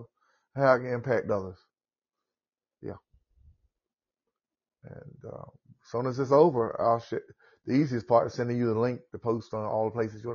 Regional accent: the South, United States; accent: southern; this is my southern accent, so I'm in the south.

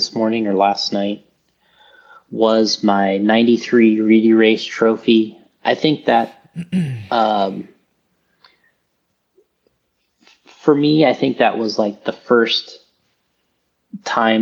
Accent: Florida, United States; I came from Florida

